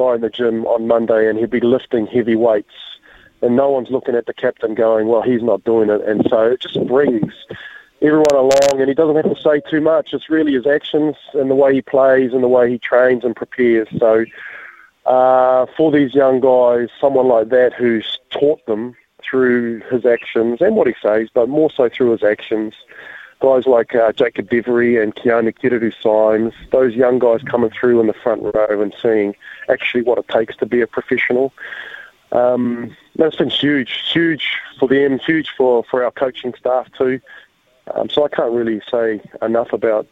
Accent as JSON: {"language": "English", "region": "Auckland", "country": "New Zealand", "tie": "born or raised there", "moved": "yes", "lives_now": "Hawke's Bay, New Zealand", "said": "I'm born and bred in Henderson and West Auckland"}